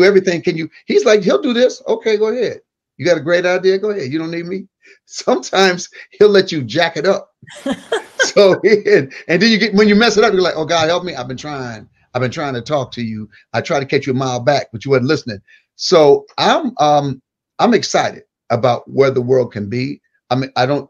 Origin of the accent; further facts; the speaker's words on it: Michigan, United States; moved away; I was a kid from Michigan.